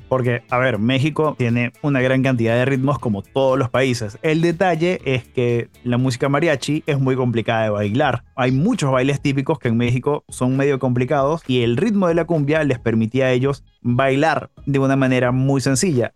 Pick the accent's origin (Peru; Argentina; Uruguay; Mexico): Peru; en Perú tuvimos nuestra propia versión a finales de los 90